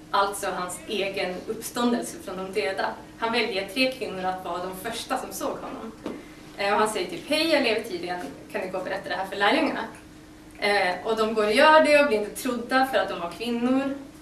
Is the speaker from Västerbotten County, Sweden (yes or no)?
yes; Västerbotten County, Sweden; now in Uppsala, Sweden; Jag kommer från Västerbotten